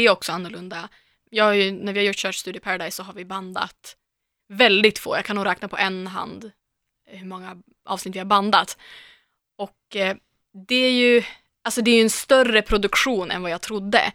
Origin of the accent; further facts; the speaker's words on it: Umeå, Västerbotten County, Sweden; now in Stockholm, Sweden; jag kommer från Umeå, det är ju en studentstad